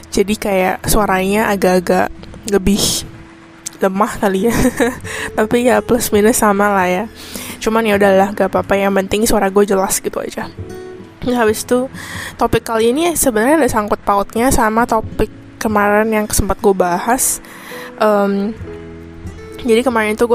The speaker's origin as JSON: {"language": "Indonesian", "country": "Indonesia", "lives_now": "Taiwan", "said": "Ya gue orang Indo, cuman sekarang itu kuliahnya di Taiwan"}